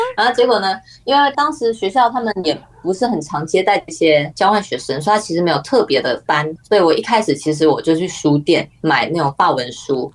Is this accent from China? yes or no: no; Taiwan; 因为我是亚洲人嘛，我是台湾人